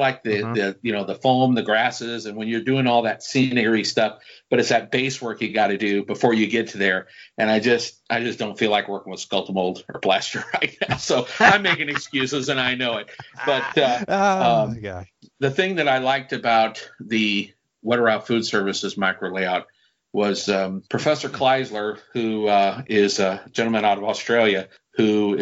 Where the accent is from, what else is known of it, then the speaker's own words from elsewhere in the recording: United States; Being an American modeler